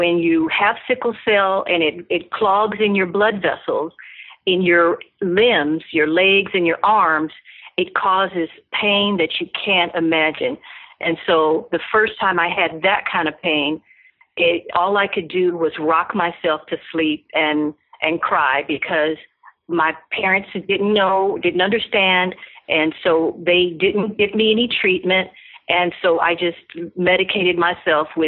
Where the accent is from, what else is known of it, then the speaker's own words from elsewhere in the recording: Los Angeles, California, United States; I was born and raised in Los Angeles, California